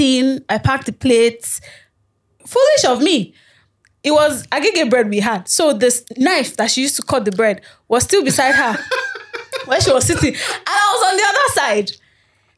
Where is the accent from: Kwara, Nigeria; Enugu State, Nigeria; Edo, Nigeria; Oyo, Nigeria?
Oyo, Nigeria; Ibadan; now in Lagos, Nigeria; I was raised in Ibadan